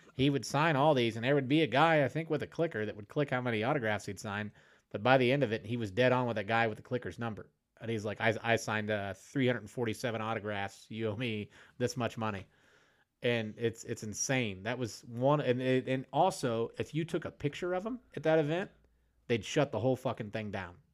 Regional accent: Illinois, United States; I grew up, I grew up in Illinois.

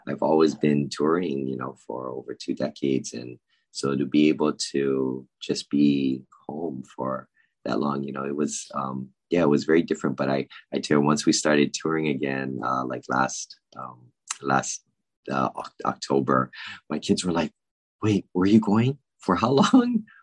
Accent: Honolulu, Hawaii, United States; I was born and raised in Honolulu, Hawaii

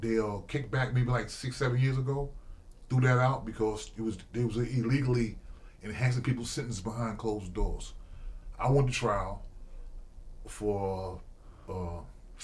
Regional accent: Mount Vernon, New York, United States; I grew up in Mount Vernon

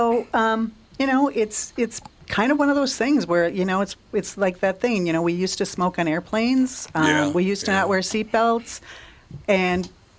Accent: Minnesota, United States; And we have so many people now, you know, growing up in West Central Minnesota, Minnesota is among the biggest binge drinking states in the nation.

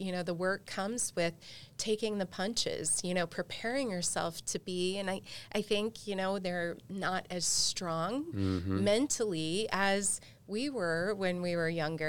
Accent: Ohio, United States; now in Florida, United States; born and raised, I'm from Ohio originally

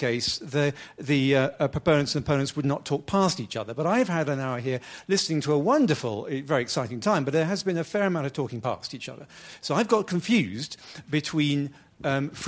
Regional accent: United Kingdom; moved away; I come, as you can probably hear from my accent, from a country without a First Amendment, actually without even a constitution in the first place.

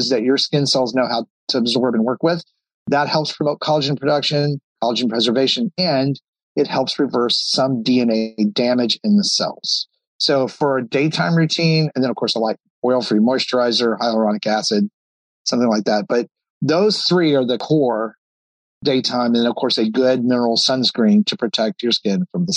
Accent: Texas, United States; moved away; I grew up in Texas.

